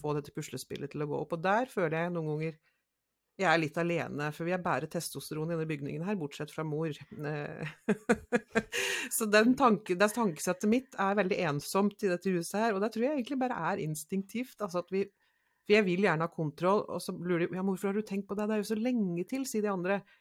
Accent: Nærosset, Innlandet, Norway; På en liten plass så er jeg fra Næroset.

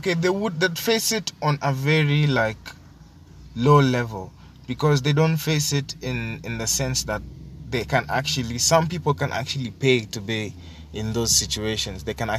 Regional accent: Kenya; I personally think that being a Kenyan

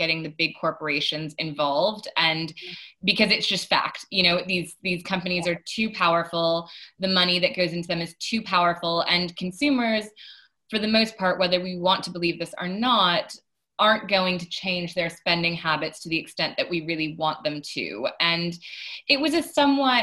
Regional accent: United States; moved away; my home country of America

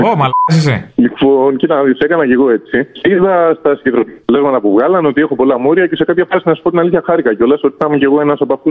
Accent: Euboea, near Aliveri, Central Greece, Greece; now in Athens, Greece; από συμπατριώτη, από την Εύβοια.

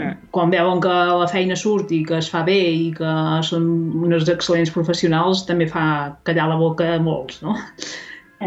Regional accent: Ripollès, Catalonia, Spain; jo soc del, del Ripollès

